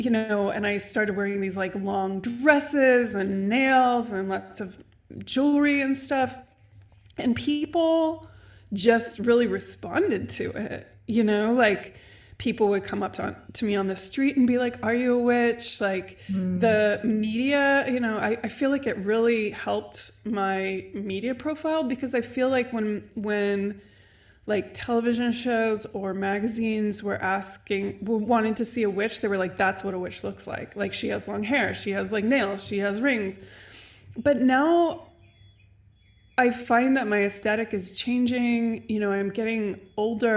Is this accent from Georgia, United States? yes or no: no; Santa Barbara, California, United States; moved away; also born or lived in London; I'm from Santa Barbara. It's like a beach town